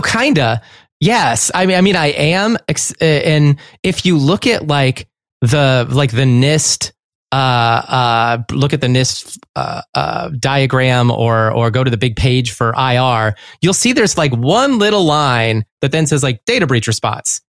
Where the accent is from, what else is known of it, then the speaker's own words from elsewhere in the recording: Chicago, Illinois, United States; I was from Chicago.